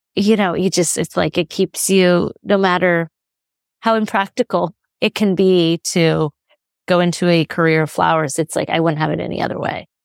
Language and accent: English; Chico, California, United States; moved away as an adult; also born or lived in San Francisco; in Northern California, and I grew up in Chico